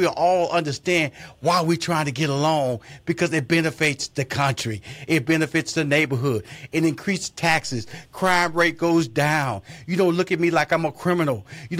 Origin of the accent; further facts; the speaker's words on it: Texas, United States; I grew up, wasn't like that. I grew up in Fifth Ward.